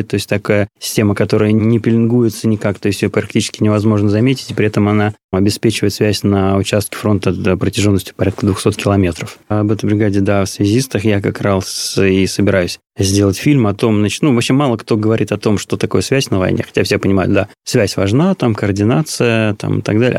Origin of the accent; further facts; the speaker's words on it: Odesa, Odesa Oblast, Ukraine; first language Russian; moved away as an adult; now in Moscow, Russia; большую часть жизни я провел в Одессе. Я там родился, там пошел в школу